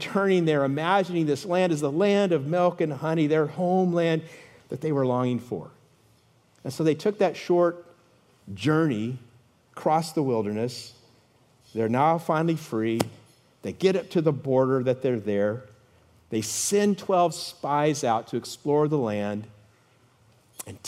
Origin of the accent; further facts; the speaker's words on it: California, United States; moved away as an adult; also born or lived in Chicago suburbs, Illinois; I grew up in California